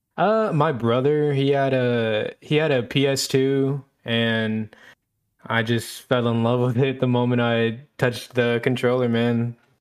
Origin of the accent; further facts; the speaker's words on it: Killeen, Texas, United States; I am from Killeen, Texas